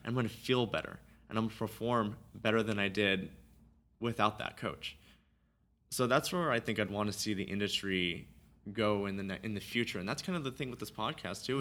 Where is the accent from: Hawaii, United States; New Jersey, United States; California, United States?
California, United States; Simi Valley; I grew up in Simi Valley